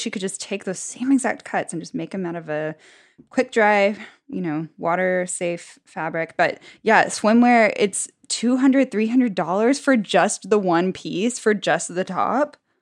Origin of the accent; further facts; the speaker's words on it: United States; as an American